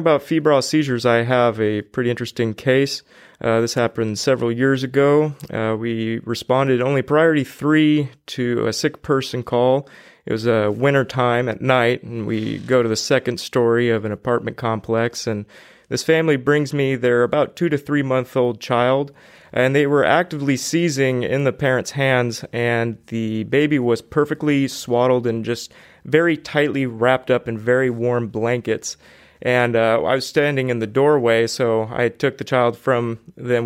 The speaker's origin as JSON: {"language": "English", "town": "Fresno", "region": "California", "country": "United States", "tie": "born or raised there", "said": "I've been born and raised in Fresno uh, for about 27 years now."}